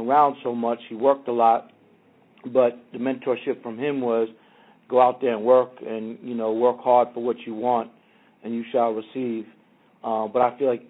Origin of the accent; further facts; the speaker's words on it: New York City, New York, United States; now in Los Angeles, United States; I grew up in Queens with … and ….